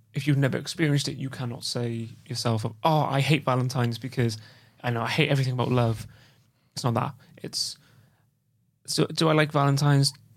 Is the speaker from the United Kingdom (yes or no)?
yes; Wales, United Kingdom; I'm from Wales and I st-, I still, I still can't say Welsh, uh, the Welsh language properly